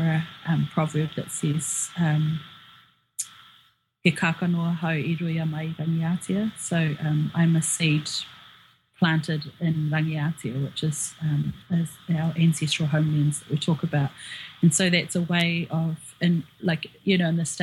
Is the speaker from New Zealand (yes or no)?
yes; Auckland, New Zealand; also born or lived in Northland, New Zealand; I was born and raised here in Auckland